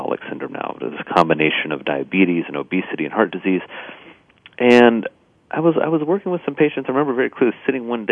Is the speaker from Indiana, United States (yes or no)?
yes; Indiana, United States; moved away; I grew up in Indiana on a farm